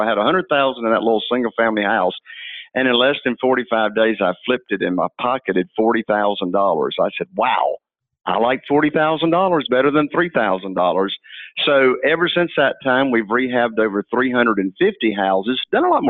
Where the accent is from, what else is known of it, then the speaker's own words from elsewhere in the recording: Morehead City, North Carolina, United States; This is where I was born and raised. It's a real small town. Morehead City itself only has 8,000 people